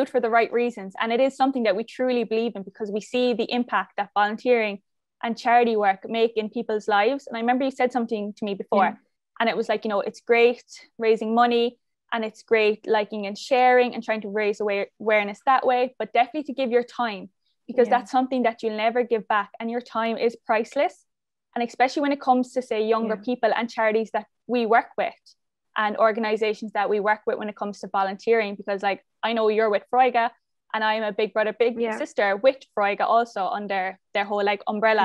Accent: Cork, Munster, Ireland; I'm originally from Cork

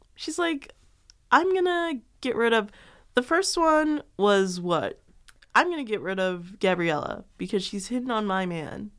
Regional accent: Chicago, Illinois, United States; I'm from Chicago

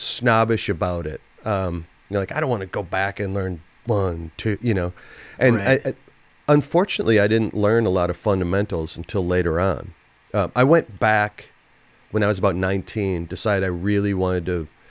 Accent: St. Paul, Minnesota, United States; I grew up in St. Paul

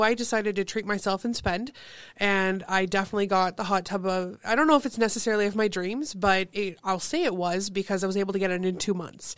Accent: Thessalon, Ontario, Canada; also born or lived in Kitchener; now in Sault Ste. Marie, Canada; I grew up in Thessalon, one of those small, spread out

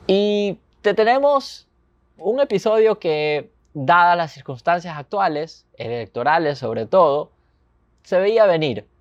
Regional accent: Ecuador; todos los ecuatorianos

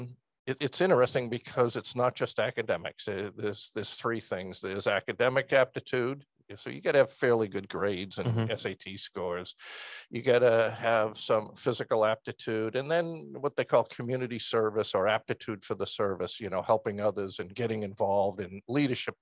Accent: Stoneham, Massachusetts, United States; moved away as an adult; I grew up outside of Boston, small town in Middlesex County, Stoneham

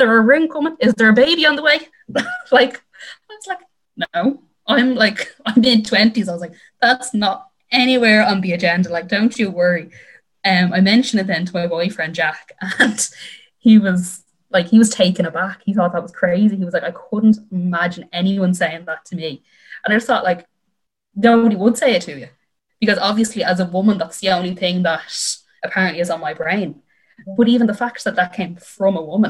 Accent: Dublin, Leinster, Ireland; I'm from Dublin

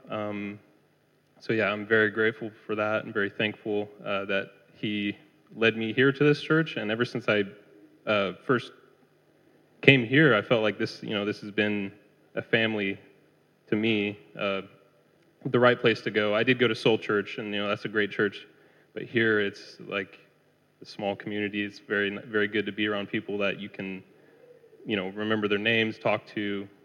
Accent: California, United States; moved away as an adult; I'm from California. I grew up there, if you can't tell by my accent. Um, so, yeah, I grew up in a Christian home.

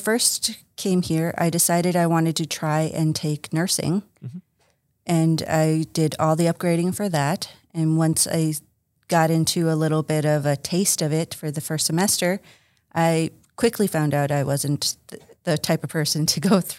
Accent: High Prairie, Alberta, Canada; born there; also born or lived in Slave Lake / Dawson Creek; I'm Cree Métis. I was born in High Prairie, Alberta. Mm-hmm. And I grew up somewhat traveling.

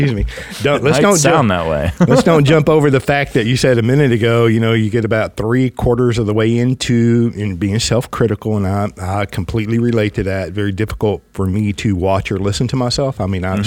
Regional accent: the South, United States; I'm just from the South

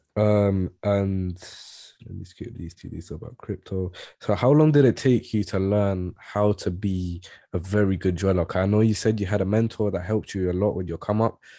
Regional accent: London, United Kingdom; I grew up in East Ham

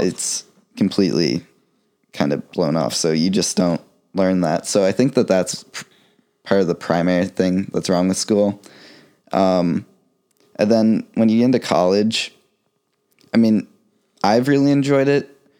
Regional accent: Florida, United States; also born or lived in Ohio / North Carolina; I was born in Ohio, but I moved to Florida when I was about four, so been here most of my life.

